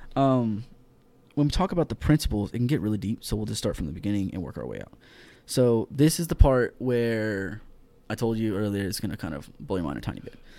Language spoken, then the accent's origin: English; Houston, Texas, United States; moved away; I am from Houston, Texas, born and raised.